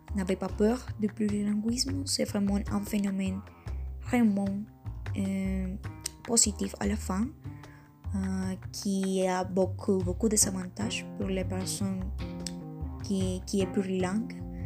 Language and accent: French; Colombia; first language Spanish; French is a second language; en tant que colombienne